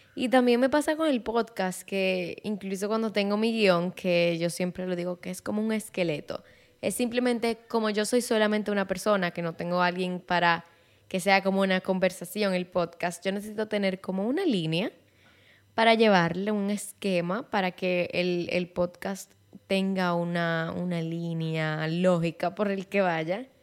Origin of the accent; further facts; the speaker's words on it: Santiago de los Caballeros, Santiago, Dominican Republic; first language Spanish; yo soy dominicana de Santiago de los Caballeros